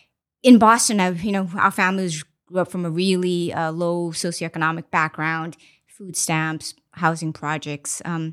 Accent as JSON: {"language": "English", "country": "Mozambique", "tie": "born or raised there", "also_born_or_lived": "China", "said": "So I was born in China, but I actually grew up in Mozambique, Africa."}